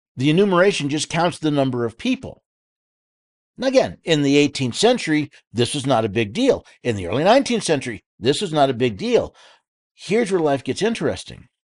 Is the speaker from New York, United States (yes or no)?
yes; New York City, New York, United States; I was born in New York City